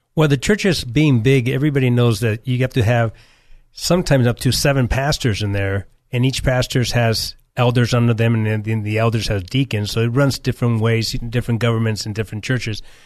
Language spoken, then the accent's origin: English; California, United States; also born or lived in Nicaragua; I was born here in California. I was, uh, for seven years, I was raised in Central America, Nicaragua.